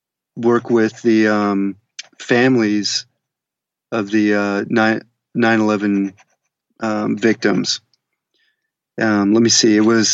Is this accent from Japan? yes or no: no; Germany; born there; In fact, I was born in Germany.